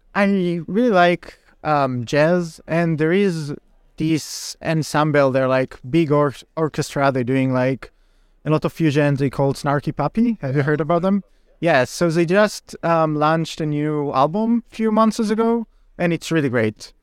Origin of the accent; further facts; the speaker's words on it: Israel; moved away; I'm originally from Israel